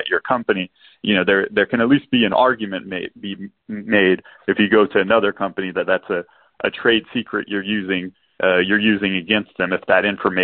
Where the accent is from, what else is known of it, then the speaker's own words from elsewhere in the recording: New Iberia, Louisiana, United States; moved away as an adult; now in Houston, United States; I grew up in Southwest Louisiana. I call myself an Iranian Cajun